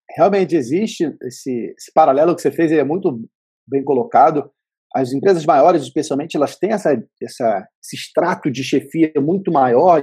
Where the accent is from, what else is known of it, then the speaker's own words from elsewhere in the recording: Vitória, Espírito Santo, Brazil; eu sou de Vitória, no Espírito Santo